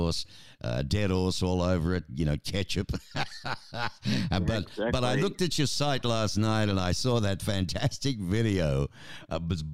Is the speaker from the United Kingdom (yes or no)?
no; Australia; also born or lived in Tucson, United States; now in United States